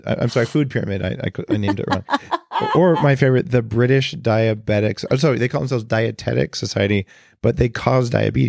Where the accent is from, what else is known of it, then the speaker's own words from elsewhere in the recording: Silicon Valley, California, United States; But I know I'm from Silicon Valley.